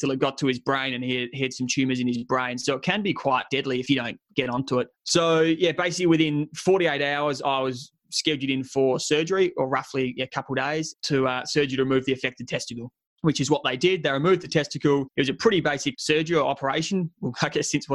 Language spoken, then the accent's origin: English; Adelaide, South Australia, Australia; moved away as an adult; my hometown of Adelaide